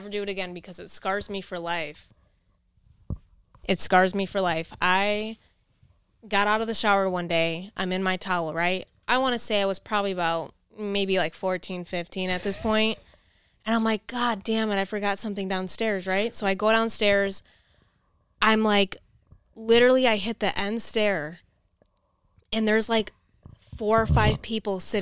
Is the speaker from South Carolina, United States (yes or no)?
no; South Elgin, Illinois, United States; We grew up in South Elgin.